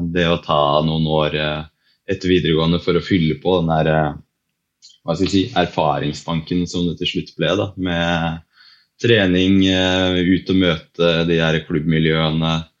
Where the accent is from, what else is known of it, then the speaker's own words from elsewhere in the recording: Lillehammer, Innlandet, Norway; Så jeg er jo fra Lillehammer, så jeg har jo vært eh, så heldig å vokse opp med ski på beina som eh, mange andre her i byen